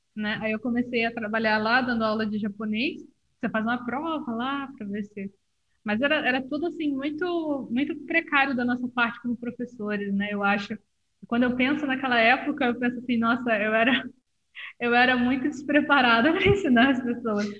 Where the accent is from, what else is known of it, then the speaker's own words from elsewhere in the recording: Rio de Janeiro, Brazil; eu sou do Rio de Janeiro